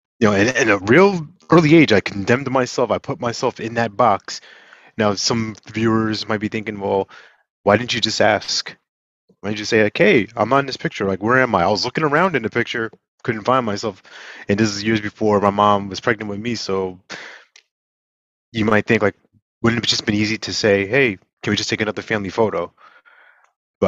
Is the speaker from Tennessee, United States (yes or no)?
no; New York, United States; moved away; I'm originally from New York